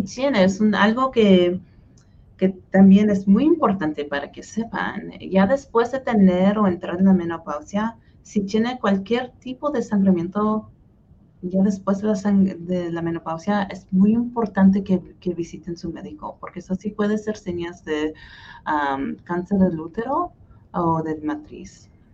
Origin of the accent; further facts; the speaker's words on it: Hutchinson, Kansas, United States; first language Spanish; also born or lived in Wichita, Kansas; now in Kansas City, United States; fui al colegio de comunidad de Hutchinson, que es donde nací y donde todavía viven mis papás, en el sur centro de, Kansas.